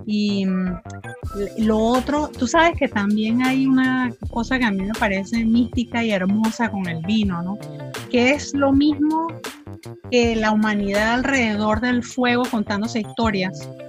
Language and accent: Spanish; Portobelo, Colón, Panama; Bueno, yo los mandaría a mi tierra, a mi tierra del corazón, que es Portobelo. Portobelo y la provincia de Colón